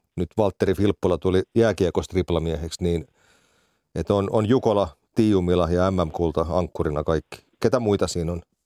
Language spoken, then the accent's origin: Finnish; Finland; kotikaupunkini seura Rastikarhut